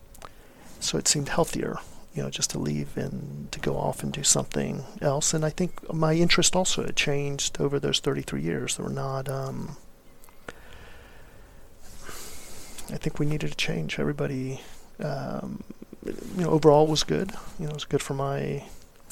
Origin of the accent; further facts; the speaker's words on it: Ecuador; also born or lived in Miami, United States; now in Austin, United States; I'm from Ecuador